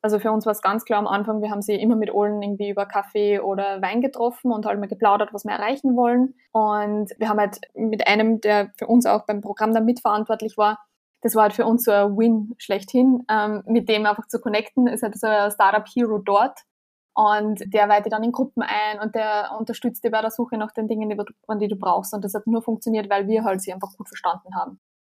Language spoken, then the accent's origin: German; Austria; wir als Österreicher